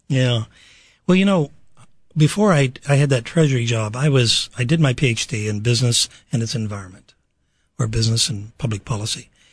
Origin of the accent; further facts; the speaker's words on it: Pittsburgh, Pennsylvania, United States; I'm from Pittsburgh, Pennsylvania